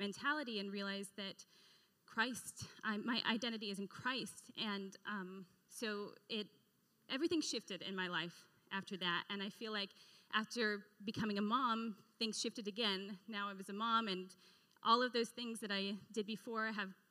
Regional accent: the Northwest, Pacific Northwest, United States; now in Florida, United States; I grew up in the Northwest

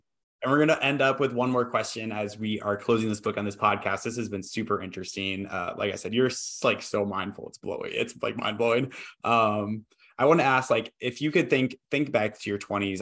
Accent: Iowa, United States; also born or lived in Boston; now in Austin, United States; I grew up in Iowa, moved to Boston, moved to Austin

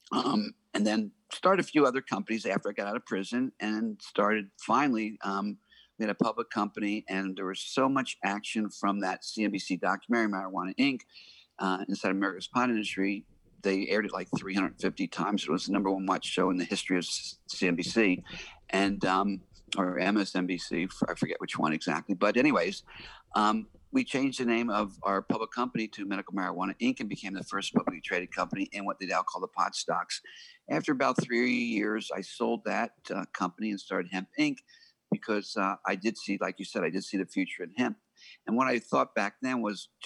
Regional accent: Miami, Florida, United States; moved away; also born or lived in California / Arizona; I grew up in Miami, Florida

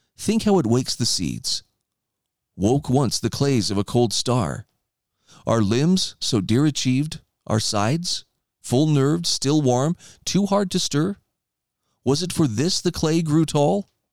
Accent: Idaho, United States; my home state of Idaho

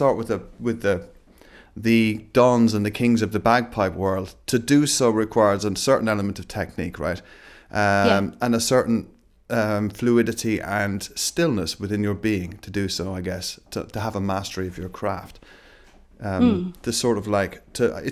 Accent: Southwest Ireland, Ireland; now in London, United Kingdom; I grew up in Southwest Ireland, I was always into sort of like very sort of folky kind of elements. And then I moved to London

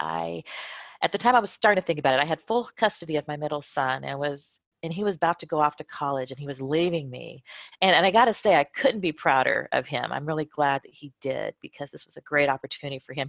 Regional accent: California, United States; moved away as an adult; also born or lived in Lakenheath, Suffolk, United Kingdom; now in Madrid, Spain; I was born in Lakenheath in West Suffolk County in the UK. And then I proceeded to live my whole life, most of my life in California. And now I live in Madrid, Spain.

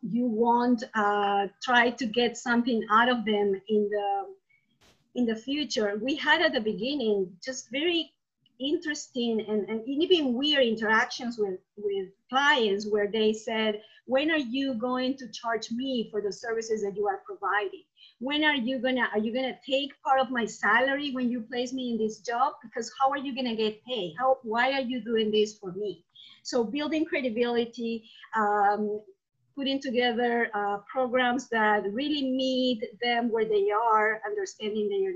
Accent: Peru; moved away as an adult; now in United States; I'm originally from Peru. I moved to the US not too long ago, 13 years ago

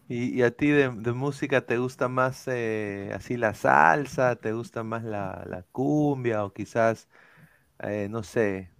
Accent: Peru; now in Orlando, United States

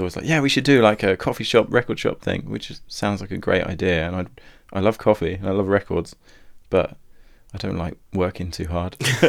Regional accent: Southampton, South East England, United Kingdom; when I have a gig in my hometown

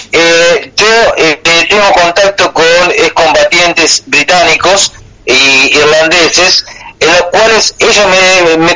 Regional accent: Argentina

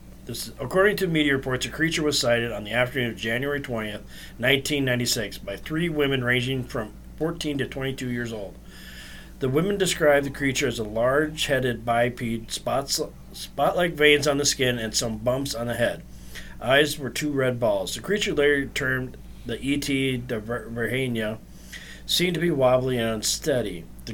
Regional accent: Stockholm, Stockholm County, Sweden; I grew up in Stockholm.

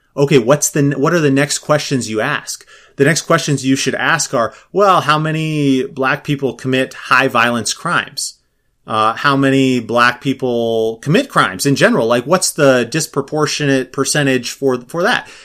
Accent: Minnesota, United States; I'm from Minnesota

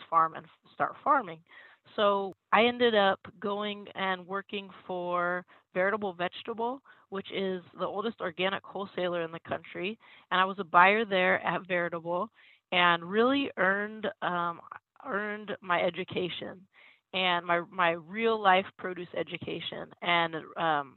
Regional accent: Reedley, California, United States; moved away as an adult; also born or lived in East Coast / New York; I grew up farming in Reedley, California

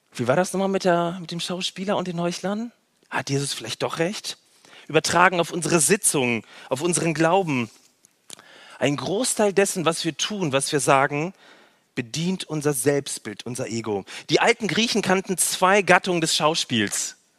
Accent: North Rhine-Westphalia, Germany; also born or lived in Berlin / Baden-Württemberg; now in Nürtingen, Germany; in Nordrhein-Westfalen, wo ich herkomme

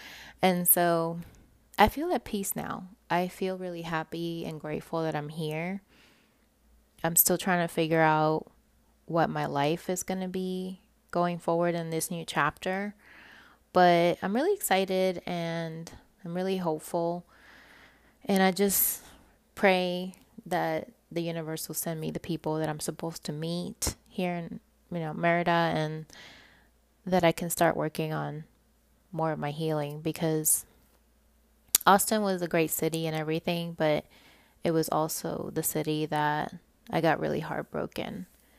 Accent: Puerto Rico; accent: Puerto Rican; they can tell I'm not from here because of my Puerto Rican accent.

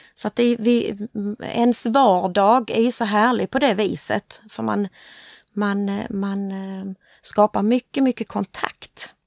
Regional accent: Hässleholm, Skåne, Sweden; accent: Scanian; also born or lived in Motala; jag är född i Motala, men eh, mamma och pappa och jag, vi flyttade hit till Hässleholm när jag var tre år. så därför är jag ju hässleholmare

